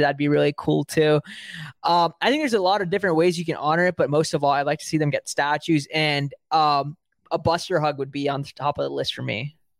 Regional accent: Bay Area, California, United States; also born or lived in South India; I'm from the Bay Area. I live in the Bay Area.

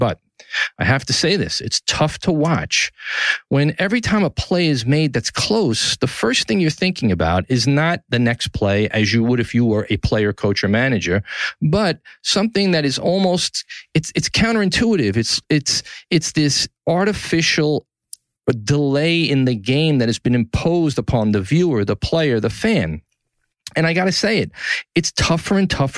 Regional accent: New York City, New York, United States; From the Gotham Podcast Studio in the heart of downtown New York City, my hometown, Tribeca

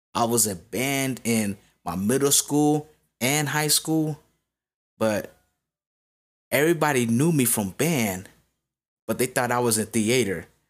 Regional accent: Las Vegas, Nevada, United States; I'm from Vegas

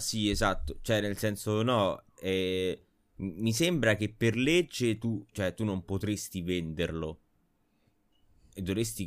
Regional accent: Rome, Lazio, Italy; siamo tutti di Roma Sud

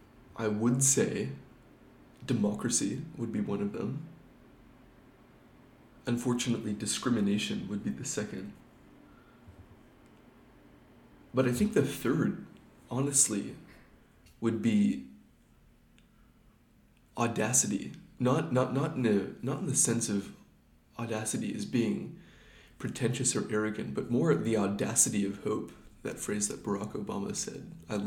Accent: Oregon, United States; also born or lived in Washington / California / Pennsylvania / Minnesota; And I'm originally from Oregon, but have since lived in Washington State, California, Pennsylvania, and Minnesota.

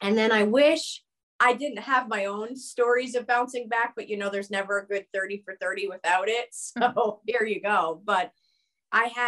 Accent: Connecticut, United States; also born or lived in New York; I grew up in the East Coast. Connecticut is my home state

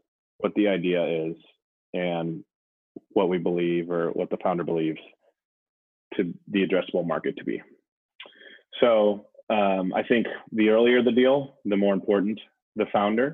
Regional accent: Wisconsin, United States; now in Brooklyn, United States; I grew up in Wisconsin

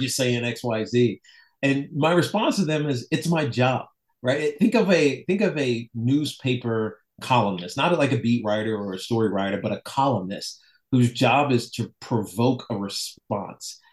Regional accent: Roanoke, Virginia, United States; moved away; I was from Roanoke

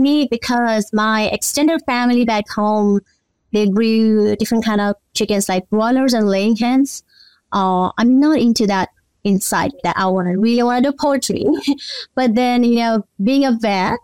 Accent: Nepal; moved away as an adult; now in Mississippi, United States; I was born and raised in Nepal

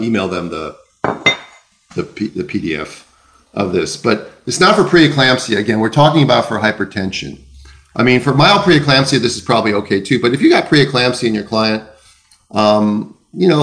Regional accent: the Land O'Lakes, Minnesota, United States; I come from the Land O'Lakes

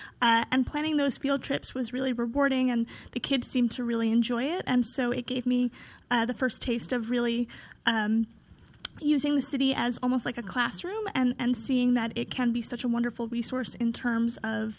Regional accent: New York City, New York, United States; I was born on the Upper West Side. So being on this show, I am in my old stomping grounds, but I do live in Brooklyn now. I live in Greenpoint.

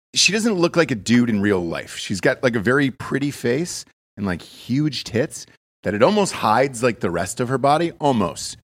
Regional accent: Georgia, United States; now in Austin, United States; I grew up in Georgia most of my life

